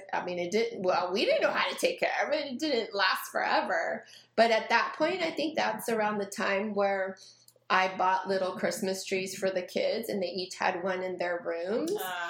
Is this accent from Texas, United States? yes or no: yes; Texas, United States; moved away as an adult; we're from Texas.